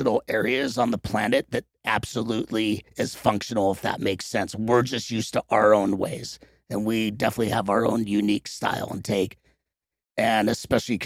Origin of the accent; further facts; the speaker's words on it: Los Angeles, California, United States; growing up there, we just call it Venice